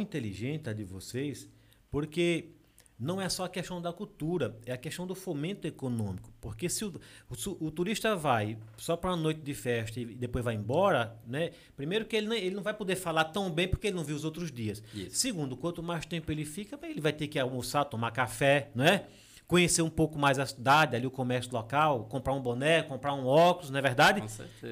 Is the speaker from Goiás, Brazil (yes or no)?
no; Água Branca, Alagoas, Brazil; moved away; also born or lived in São Paulo; Eu sou de Água Branca, eu sou da Serra da Jurema